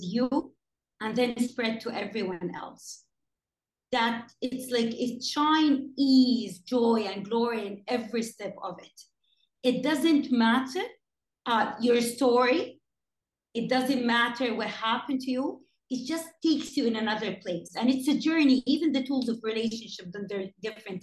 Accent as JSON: {"language": "English", "town": "Jeddah", "region": "Makkah Province", "country": "Saudi Arabia", "tie": "born or raised there", "said": "my hometown Jeddah"}